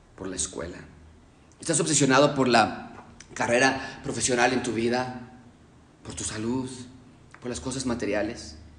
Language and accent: Spanish; Mexico; yo no soy expatriado, yo soy mexicano